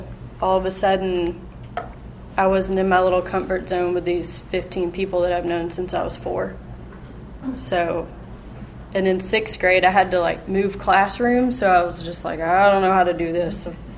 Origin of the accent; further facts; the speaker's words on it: Memphis, Tennessee, United States; also born or lived in Germantown, United States; I grew up here in Memphis and Germantown in a Christian home.